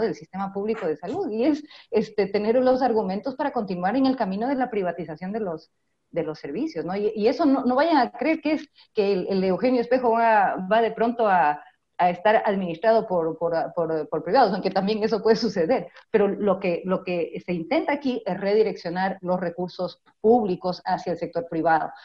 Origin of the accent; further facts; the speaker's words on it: Ecuador; Como pueblo ecuatoriano